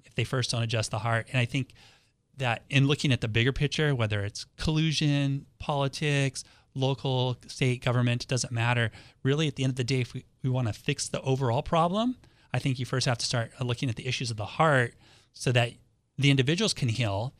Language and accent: English; Los Angeles, California, United States; now in San Diego, United States; I grew up in Los Angeles